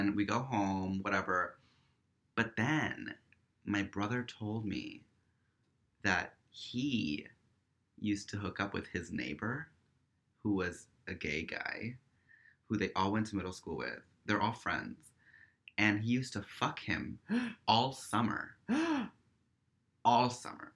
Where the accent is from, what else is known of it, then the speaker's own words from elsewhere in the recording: New York City, New York, United States; we're from Queens